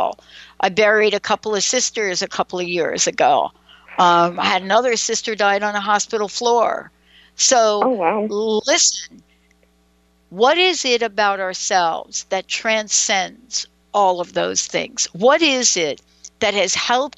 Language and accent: English; New York City, New York, United States; me growing up in the Bronx